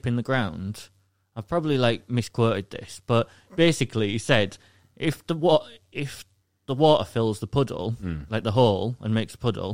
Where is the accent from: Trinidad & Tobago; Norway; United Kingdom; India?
United Kingdom; England; I'm from the UK, I'm from England